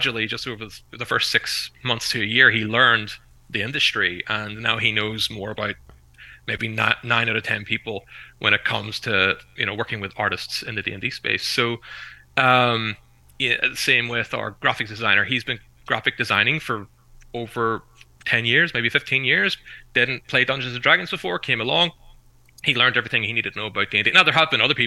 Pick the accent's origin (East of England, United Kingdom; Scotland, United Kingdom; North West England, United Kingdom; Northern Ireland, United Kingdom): Northern Ireland, United Kingdom; Belfast; I'm from Belfast, but I live near the north coast now